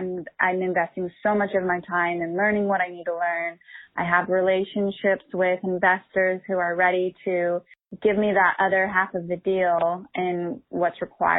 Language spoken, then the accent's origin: English; Long Beach, California, United States; I'm from Long Beach, California.